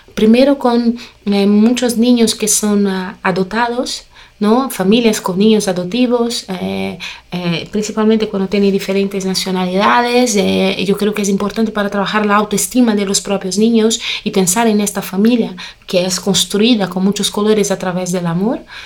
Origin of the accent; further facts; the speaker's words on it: Brazil; Spanish is a second language; yo nací en una familia muy colorida, ¿no? Una familia brasileña